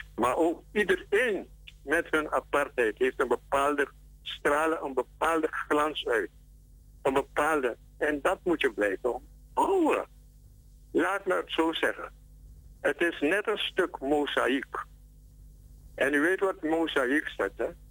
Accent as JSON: {"language": "Dutch", "country": "Suriname", "said": "wij als Surinamers, ongeacht onze verschillen en identiteit"}